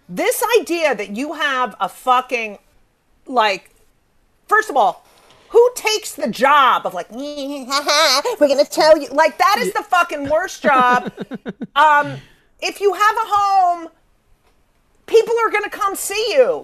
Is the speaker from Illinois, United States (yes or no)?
no; New York City, New York, United States; being a New Yorker